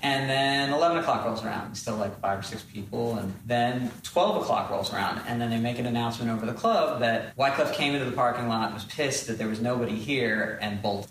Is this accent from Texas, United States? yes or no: yes; Texas, United States; in school, not only being in Texas, I was also the like, in a lot of schools, the only colored person in the building